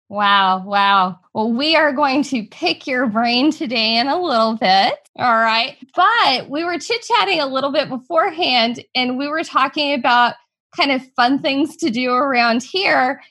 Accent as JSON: {"language": "English", "town": "New Braunfels", "region": "Texas", "country": "United States", "tie": "born or raised there", "said": "my hometown and the town that I currently practice in, New Braunfels, Texas"}